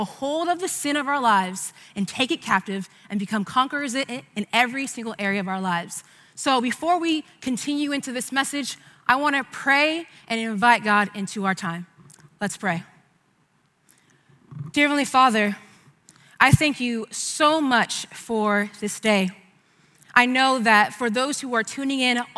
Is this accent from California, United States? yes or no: yes; San Diego, California, United States; I was born and raised here in San Diego